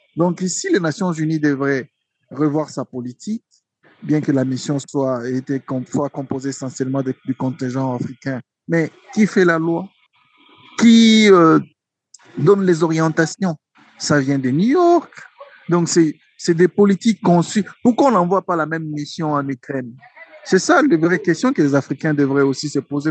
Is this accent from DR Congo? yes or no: yes; DR Congo; chez nous au Congo